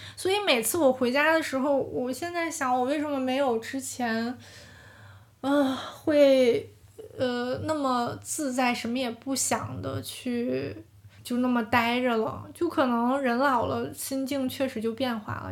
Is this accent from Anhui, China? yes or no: no; Yilan, Heilongjiang, China; moved away as an adult; 我家是在，呃 哈尔滨东北部的一个小县城叫伊兰，伊是依靠的依，兰是兰花的兰